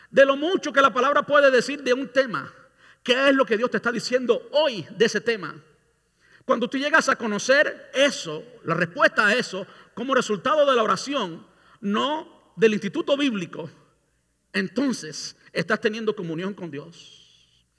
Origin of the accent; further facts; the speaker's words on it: Cuba; now in Tampa, United States; Yo vine de Cuba en el, a finales del 99. Un año después vino mi pastor a Miami y yo fui a Miami. Yo vivía aquí en Tampa todo el tiempo.